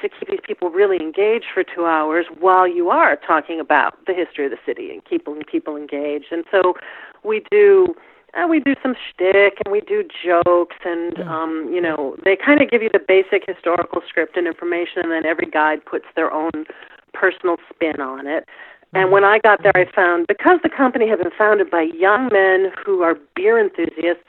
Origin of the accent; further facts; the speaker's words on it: Midwest, United States; I'm a Midwesterner